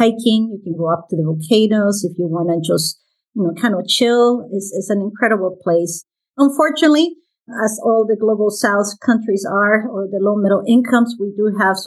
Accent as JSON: {"language": "English", "country": "Guatemala", "tie": "born or raised there", "also_born_or_lived": "Panama / Chicago, United States / Houston, United States", "moved": "as an adult", "lives_now": "Atlanta, United States", "said": "I was born in Guatemala, and my mom is from Panama. So I'm from Guatemala and Panama. I did my medical school in Guatemala"}